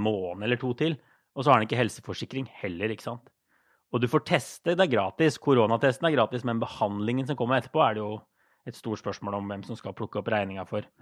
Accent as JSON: {"language": "Norwegian", "town": "Drammen", "region": "Buskerud", "country": "Norway", "also_born_or_lived": "Brussels / New York", "moved": "as an adult", "lives_now": "Brooklyn, United States", "said": "i Drammen, der jeg er fra"}